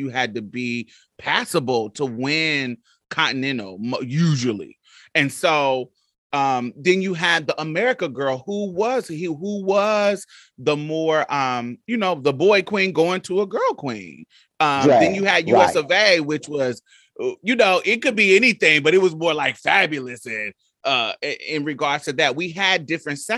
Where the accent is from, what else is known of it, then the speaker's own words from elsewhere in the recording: Midwest, United States; I grew up in the Midwest, but all my family were from Mississippi.